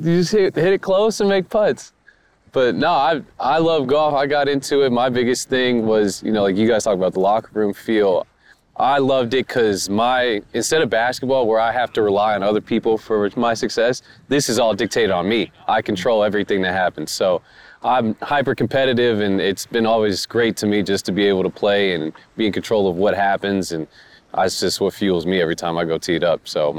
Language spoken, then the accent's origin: English; Sacramento, California, United States